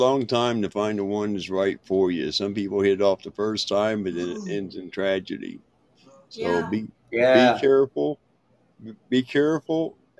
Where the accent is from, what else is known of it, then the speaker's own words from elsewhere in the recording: Montana, United States; In Montana.